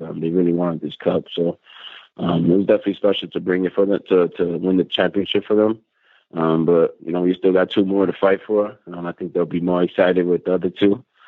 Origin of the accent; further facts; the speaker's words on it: New York, United States; moved away as an adult; now in Jerusalem, Israel; New York, my hometown